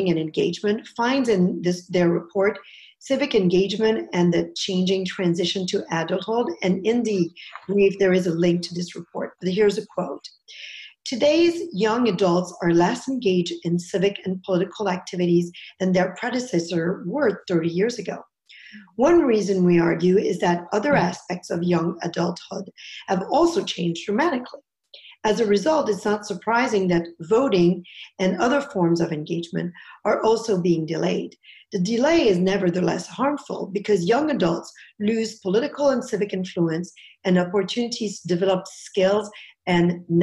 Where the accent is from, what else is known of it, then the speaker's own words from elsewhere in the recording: Canada; now in United States; I'm originally from Canada